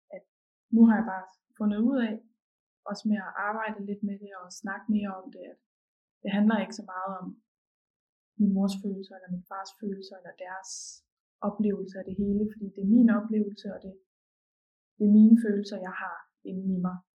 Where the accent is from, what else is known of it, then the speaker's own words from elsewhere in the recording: Ølgod, Southern Denmark, Denmark; also born or lived in Esbjerg; jeg er fra en by, der hedder Ølgod